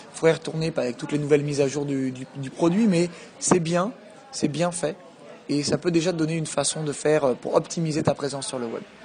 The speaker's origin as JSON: {"language": "French", "country": "France", "tie": "born or raised there", "also_born_or_lived": "Quebec City, Canada", "moved": "as an adult", "lives_now": "Paris, France"}